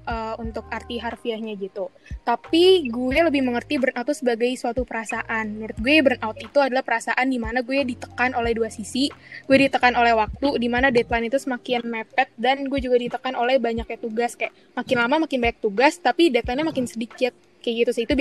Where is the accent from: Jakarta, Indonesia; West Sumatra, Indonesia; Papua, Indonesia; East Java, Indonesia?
Jakarta, Indonesia; East Jakarta; asal gue dari Jakarta, Jakarta Timur. Gue dari kecil uh, tumbuh di sini.